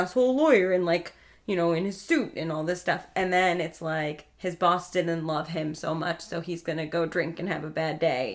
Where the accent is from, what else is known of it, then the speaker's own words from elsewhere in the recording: New York, United States; I grew up in New York